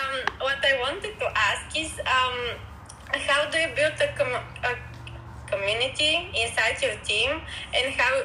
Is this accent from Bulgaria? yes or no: yes; Bulgaria; I'm from Bulgaria.